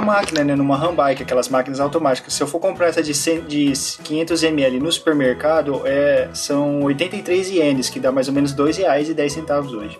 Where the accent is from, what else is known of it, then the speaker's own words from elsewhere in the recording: Brazil; moved away as an adult; also born or lived in Marília; now in Japan; Eu saí do Brasil em 2004 e a gente voltou pro Brasil para passear